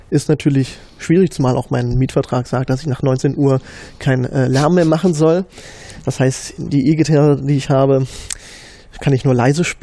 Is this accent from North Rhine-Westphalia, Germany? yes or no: no; Berlin, Germany; nee, ich komme aus dem Osten. aus Ostberlin. Ja, damals noch äh, in der DDR geboren.